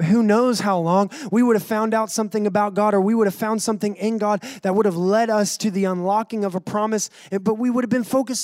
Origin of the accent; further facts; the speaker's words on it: North Carolina, United States; accent: North Carolina; now in Rockport, United States; my accent is from North Carolina